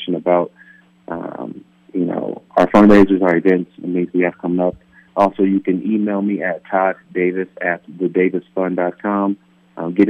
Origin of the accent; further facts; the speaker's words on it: Palm Bay, California, United States; moved away; building homes back in my hometown of Palm Bay, California